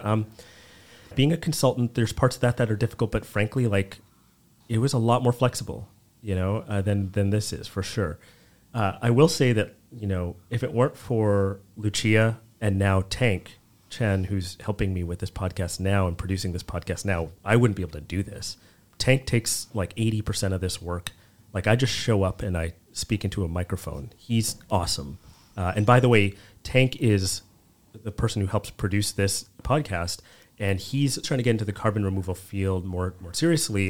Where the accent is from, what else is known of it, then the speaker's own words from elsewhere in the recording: Edmonton, Alberta, Canada; also born or lived in Vancouver / Washington, D.C.; now in Toronto, Canada; I grew up in Canada, I grew up in Edmonton, and in Alberta